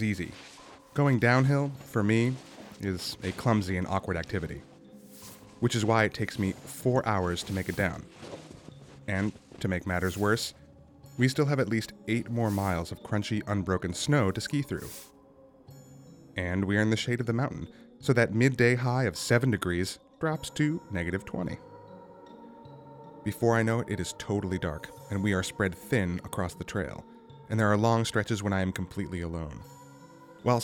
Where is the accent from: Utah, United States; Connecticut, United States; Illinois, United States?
Utah, United States; Salt Lake City; I grew up in Salt Lake City